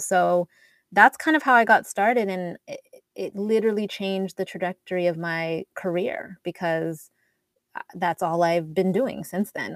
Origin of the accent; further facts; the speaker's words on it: Edmonton, Alberta, Canada; moved away as an adult; also born or lived in Toronto; I'm Canadian, and um, I grew up in in Edmonton, Alberta, but I went to school in Toronto